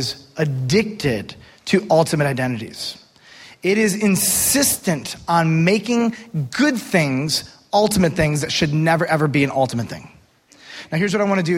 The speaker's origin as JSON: {"language": "English", "country": "United States", "said": "I am an American"}